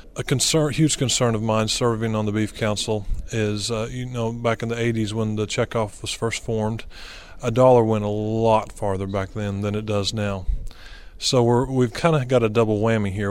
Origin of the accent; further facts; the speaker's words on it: Aurora, Missouri, United States; I'm from Aurora, Missouri, southwest part of of the state